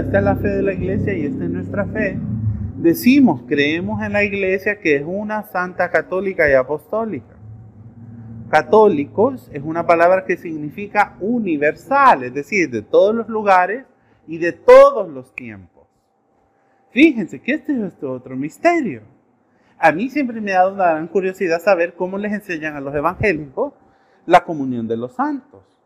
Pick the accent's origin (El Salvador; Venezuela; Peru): El Salvador; Nosotros como salvadoreños